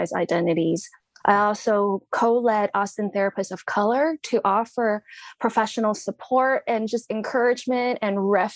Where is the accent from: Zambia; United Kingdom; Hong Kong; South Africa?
Hong Kong; moved away; I was born in Hong Kong during British rule. So we were colonized people.